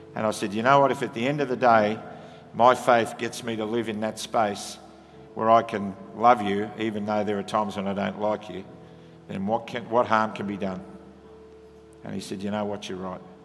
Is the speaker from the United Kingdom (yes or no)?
no; Australia; Comes with being an Aussie.